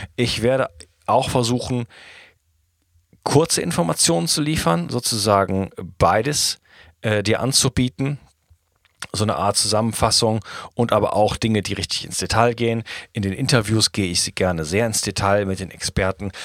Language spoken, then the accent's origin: German; Wuppertal, North Rhine-Westphalia, Germany; moved away as an adult; also born or lived in Spain; now in France; ich komme aus Deutschland, Wuppertal, bin ich geboren und wohne aber seit geschätzt 15 Jahren nicht mehr in Deutschland